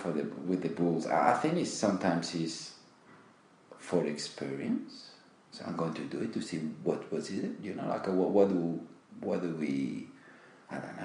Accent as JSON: {"language": "English", "town": "Pamplona", "region": "Navarre", "country": "Spain", "also_born_or_lived": "Sydney, Australia / England", "second_language": "English", "moved": "as an adult", "lives_now": "Australia", "said": "I'm from Spain. I'm from Pamplona"}